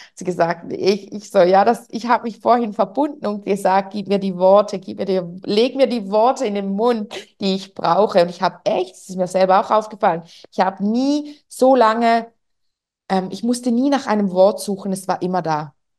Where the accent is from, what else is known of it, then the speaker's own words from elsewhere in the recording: Switzerland; accent: Swiss German; ich spreche Schweizerdeutsch normalerweise